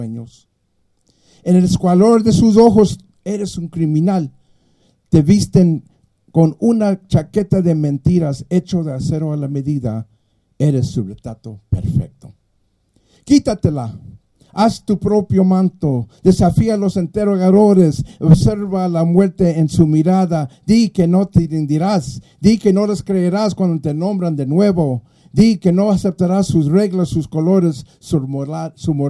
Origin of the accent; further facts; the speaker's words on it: Los Angeles, California, United States; first language Spanish; English is a second language; also born or lived in Mexico; as a Chicano in Los Angeles, when I came from Mexico 2 years old and went to school there